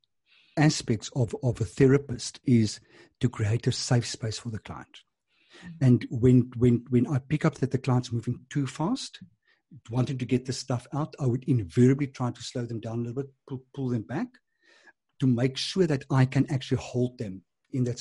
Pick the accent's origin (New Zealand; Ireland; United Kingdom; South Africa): South Africa; Transvaal; moved away as an adult; now in Cape Town, South Africa; I was from Transvaal